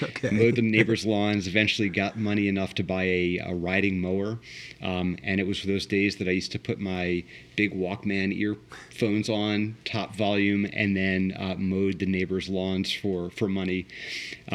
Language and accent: English; Washington, District of Columbia, United States; also born or lived in Potomac, Maryland; now in Columbus, United States; I grew up in the Washington, D.C. area. I was born in Northwest D.C., graduated high school in Potomac, Maryland